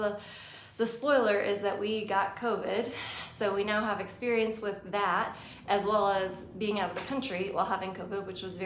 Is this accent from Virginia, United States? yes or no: yes; Virginia, United States; We're from Virginia